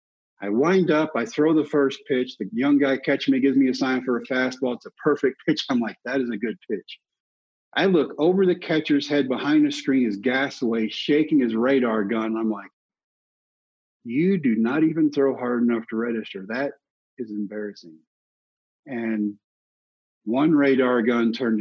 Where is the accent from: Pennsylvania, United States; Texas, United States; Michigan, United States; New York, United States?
Texas, United States; Brownwood; my hometown of Brownwood